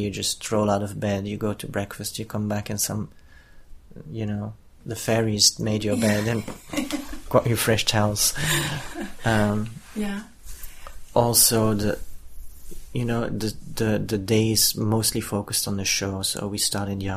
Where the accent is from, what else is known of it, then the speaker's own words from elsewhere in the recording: Israel; because we come from Israel and we are an Israeli company